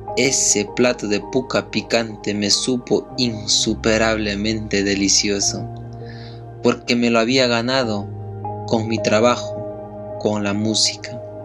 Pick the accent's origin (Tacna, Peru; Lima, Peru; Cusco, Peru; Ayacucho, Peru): Ayacucho, Peru; Huanta; soy de Huanta